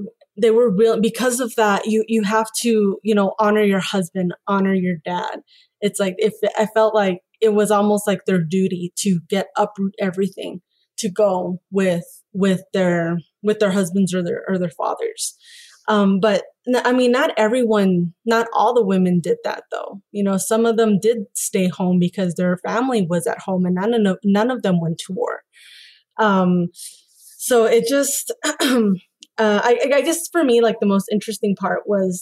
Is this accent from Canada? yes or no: no; Mexico; I grew up in Mexican culture. I'm Mexican